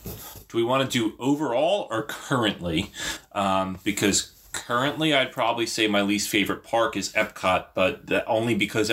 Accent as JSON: {"language": "English", "region": "New Jersey", "country": "United States", "said": "We come from New Jersey"}